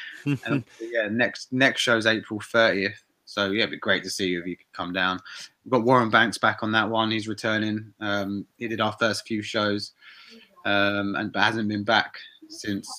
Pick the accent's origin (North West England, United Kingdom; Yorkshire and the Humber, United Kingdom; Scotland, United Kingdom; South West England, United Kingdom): South West England, United Kingdom; Bournemouth; I'm from Bournemouth. I was born there. My family lived there. My friends lived there.